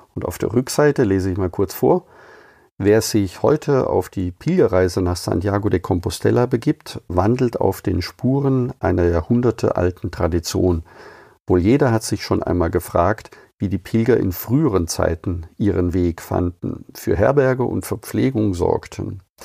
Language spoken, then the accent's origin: German; Überlingen, Baden-Württemberg, Germany; aus meiner Heimatstadt Überlingen